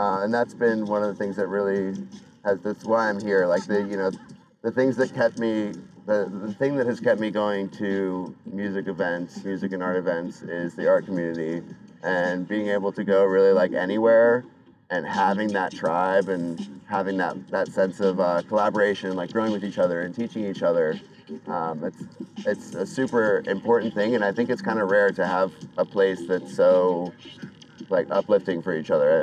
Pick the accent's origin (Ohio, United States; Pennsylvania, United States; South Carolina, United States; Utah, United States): Ohio, United States; Cincinnati; moved away as an adult; I grew up in Cincinnati, spent most of my life there, you know, went to through growing up and then through college